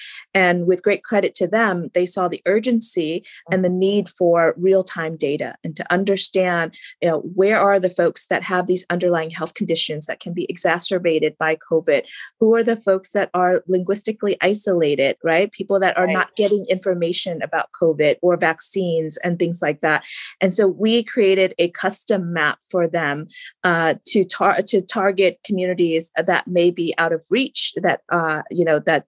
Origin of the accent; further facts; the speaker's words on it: Orange County, California, United States; And so, and then we moved to California in 1992. And so I've been living here in Orange County since then, and really just sort of grown up in here in Orange County